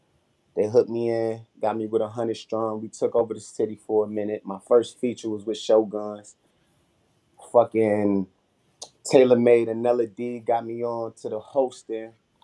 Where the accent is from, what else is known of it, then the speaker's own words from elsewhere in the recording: New York City, New York, United States; also born or lived in Rochester / Canton / Cincinnati; For the people that don't know me, I'm from New York, you know what I'm saying? Harlem, Rochester, Canton, Cincinnati, young boy type shit.